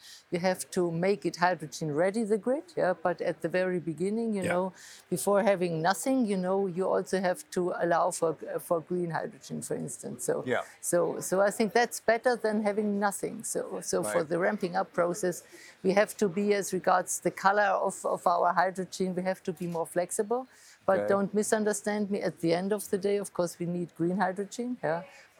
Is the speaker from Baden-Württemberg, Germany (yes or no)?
no; Munich, Bavaria, Germany; so I'm coming from Munich, from the surroundings of Munich.